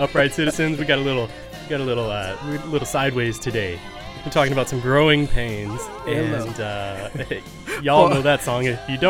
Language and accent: English; Fort Worth, Texas, United States; I grew up in Texas. I'm from Fort Worth, Texas. I grew up an hour south of the University of North Texas in Denton.